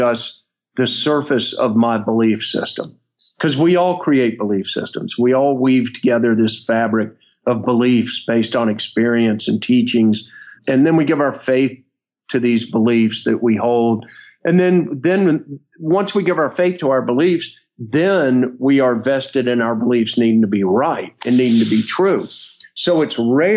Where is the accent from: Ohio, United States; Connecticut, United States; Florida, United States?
Florida, United States; North; I grew up in North Florida